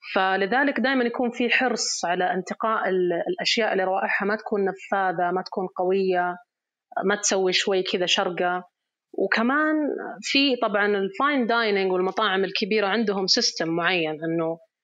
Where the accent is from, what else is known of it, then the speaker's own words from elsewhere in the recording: Riyadh Province, Saudi Arabia; احنا شخصيا في في الريجن عندنا في الرياض